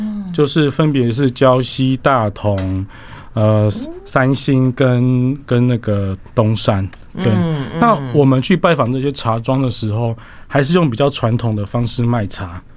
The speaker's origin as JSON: {"language": "Chinese", "region": "Yilan County", "country": "Taiwan", "said": "大大家平平安安就好，这样子的感觉，我觉得蛮有我们宜兰人一种文化的的一种想法啦。"}